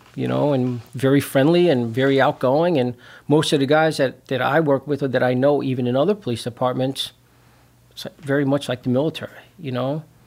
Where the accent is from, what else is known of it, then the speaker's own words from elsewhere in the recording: New York City, New York, United States; moved away as an adult; also born or lived in Long Island, New York / Chicago suburbs, Illinois; now in Chicago, United States; I'm originally from Brooklyn, New York. That's where I grew up.